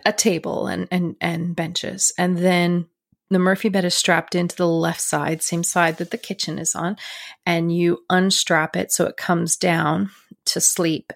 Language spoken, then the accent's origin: English; Canada